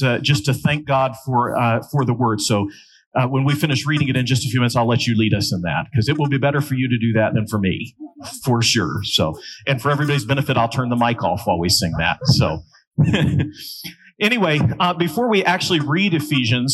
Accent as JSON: {"language": "English", "region": "West Virginia", "country": "United States", "moved": "as an adult", "lives_now": "Wilmore, United States", "said": "I'm originally from West Virginia."}